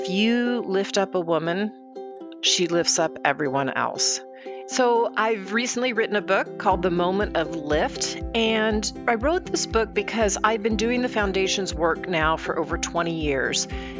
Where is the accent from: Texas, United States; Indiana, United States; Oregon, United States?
Texas, United States; Dallas; I grew up in Dallas, Texas